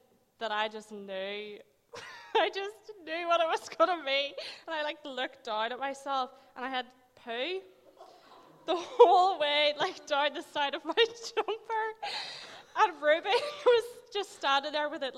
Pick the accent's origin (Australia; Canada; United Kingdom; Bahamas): United Kingdom; Magherafelt, Northern Ireland; now in Rathcoole, United Kingdom; I'm originally from Macrofelt, which is really far away, and I live in Rathkill now